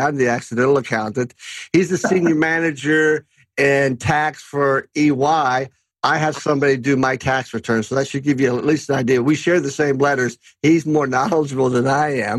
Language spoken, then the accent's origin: English; Kentucky, United States; my home state of Kentucky